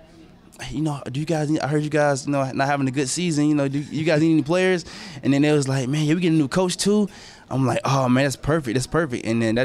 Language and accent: English; Atlanta, Georgia, United States; moved away as an adult; also born or lived in Decatur, Georgia / Lovejoy, Georgia; now in Buffalo, United States; Well, I grew up in Atlanta, Georgia. I mean, I went to Lovejoy my senior year, so, like, I'm not really from Lovejoy. I'm from more so Decatur.